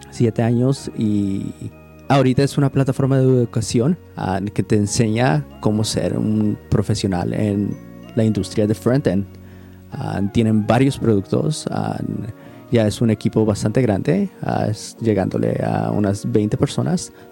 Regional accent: Mexico; also born or lived in United States; now in Portland, United States; soy mexicano. Ah, he crecido entre México y Estados Unidos. Ahorita me encuentro viviendo en Portland, Oregon

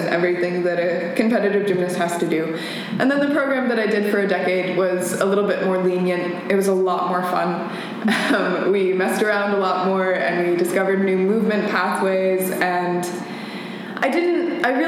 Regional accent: Missoula, Montana, United States; moved away; I was born and raised in Missoula, Montana

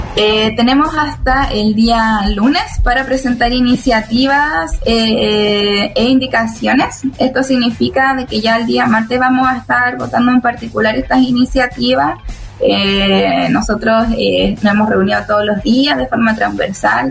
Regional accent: Araucanía, Chile; que venimos de la Araucanía

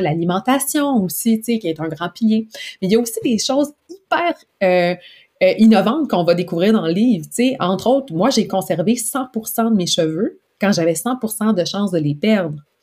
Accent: Quebec, Canada; en tant que bon Québécois

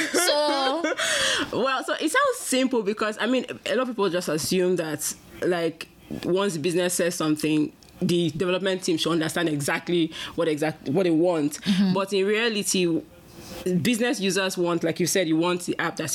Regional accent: Nigeria; moved away as an adult; now in Canada; Well, I'm from Nigeria.

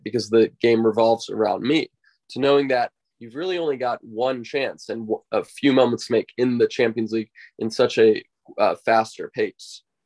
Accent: United States; growing up in the United States

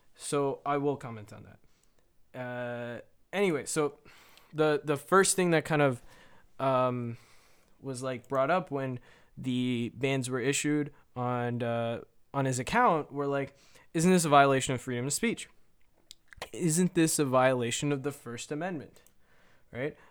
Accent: Canada; I'm Canadian

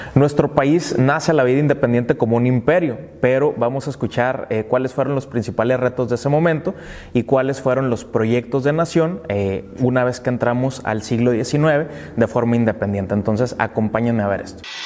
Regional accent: Baja California, Mexico; somos de Baja California, como es mi caso

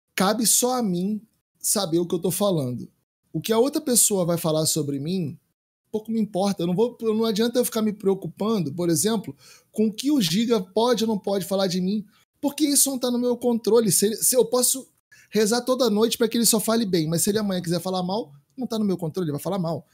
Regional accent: Brazil; nós como brasileiro

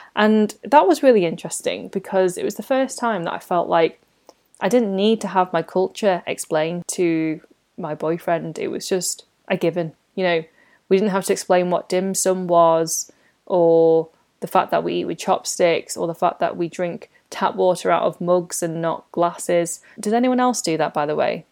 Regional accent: United Kingdom; I talk about life as a British born Chinese

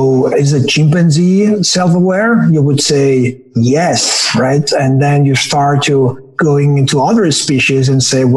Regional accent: Barcelona, Catalonia, Spain; English is a second language; now in Bay Area, United States; I am from Barcelona.

